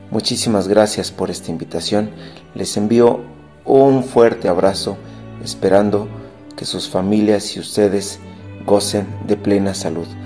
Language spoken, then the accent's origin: Spanish; Querétaro, Mexico; Yo soy de Querétaro, México.